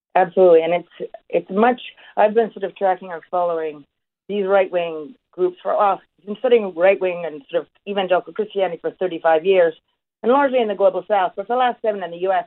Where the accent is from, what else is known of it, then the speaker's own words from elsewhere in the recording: Canada; I'm a Canadian